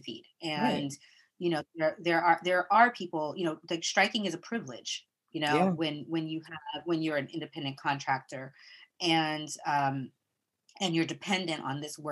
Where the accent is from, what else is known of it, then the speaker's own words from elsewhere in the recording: Flint, Michigan, United States; also born or lived in Brooklyn; now in New York, United States; I grew up in Flint, Michigan